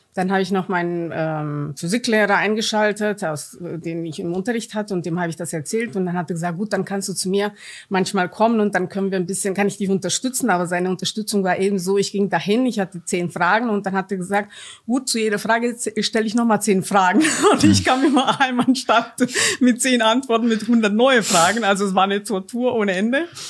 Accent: Romania; German is a second language; now in Germany; Ich bin gebürtige Rumänin, bin im Kommunismus groß geworden

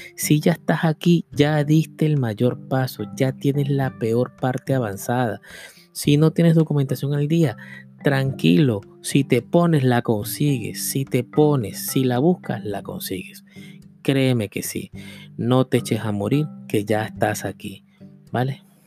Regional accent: Venezuela; moved away as an adult; Yo con 20 años quise cambiar mi vida, por eso fue que me fui. Yo no me vine de Venezuela porque había una crisis

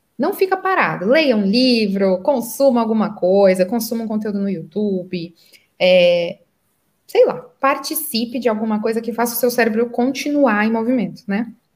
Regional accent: Santo André, São Paulo, Brazil; moved away as an adult; now in Qatar; eu sou paulista de Santo André. E eu me mudei para o Catar, né? Há muitos anos, então eu moro aqui há oito anos já.

